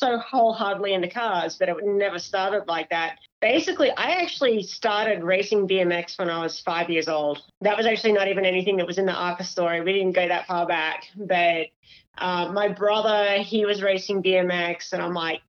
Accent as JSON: {"language": "English", "country": "Australia", "moved": "yes", "said": "I'm actually Australian"}